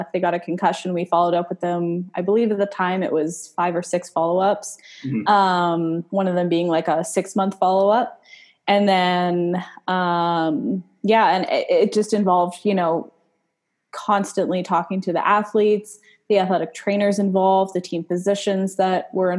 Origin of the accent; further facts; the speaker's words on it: Winnipeg, Manitoba, Canada; moved away as an adult; also born or lived in Kelowna, British Columbia, Canada; now in Delaware, United States; So I am from Canada. So my undergrad was in neuroscience here at home in good old Winnipeg, also known as Winterpeg. We have winters that get down to like minus 40